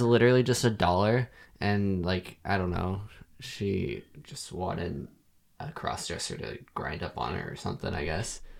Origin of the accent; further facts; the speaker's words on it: Montana, United States; moved away; everyone in my hometown getting married and having kids